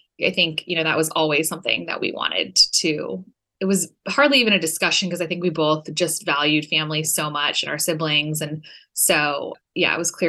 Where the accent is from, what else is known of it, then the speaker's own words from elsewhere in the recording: Orange County, California, United States; also born or lived in Los Angeles, California; Born and raised in Orange County, and then went to USC for college and have been in LA for the past 10 and a half years or so